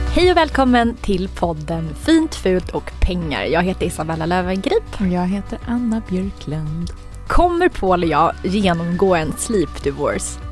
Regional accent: Sweden; vi svenskar

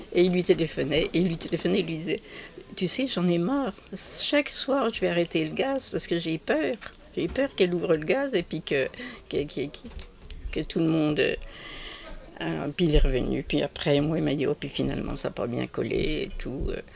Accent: Arbois, Bourgogne-Franche-Comté, France; je suis née en 1945 à Arbois

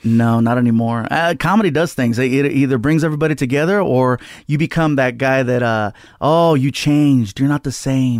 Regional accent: Long Beach, California, United States; also born or lived in San Diego; Long Beach is where I grew up.

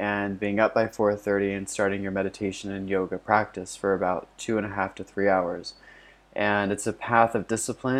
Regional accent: Florida, United States; my house that I grew up in Florida

